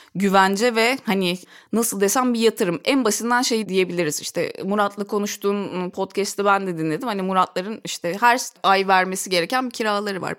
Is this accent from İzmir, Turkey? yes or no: no; Ankara, Turkey; moved away as an adult; also born or lived in Istanbul; Ankaralıyım Ankara'da. Üniversiteyi de Ankara'da okudum